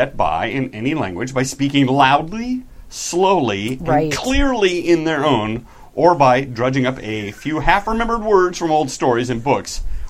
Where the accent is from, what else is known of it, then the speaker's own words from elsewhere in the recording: Australia; accent: Australian; Really, I had a couple compliments on my Australian accent.